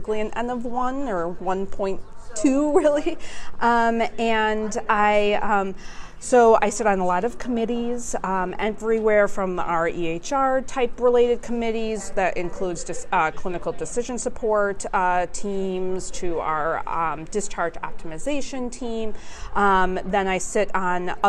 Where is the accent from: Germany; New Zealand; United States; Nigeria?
United States; Milwaukee, Wisconsin; also born or lived in Clemson, South Carolina; I'm from the Milwaukee area